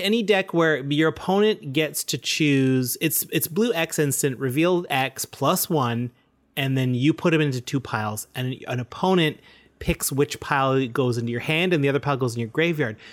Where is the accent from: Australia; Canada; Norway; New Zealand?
Canada; we're proud Canadian podcasters